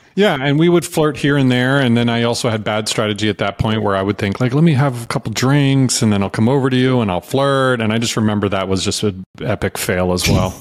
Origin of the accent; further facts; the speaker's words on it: Virginia, United States; also born or lived in North Carolina / New York City; now in Austin, United States; I was raised in Virginia and I went to school in North Carolina